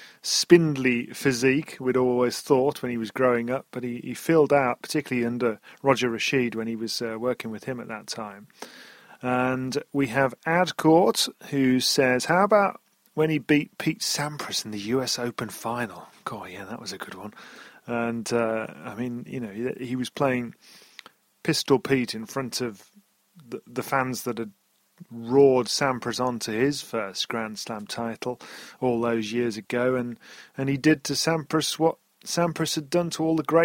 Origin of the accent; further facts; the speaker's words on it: United Kingdom; I'm a British bloke.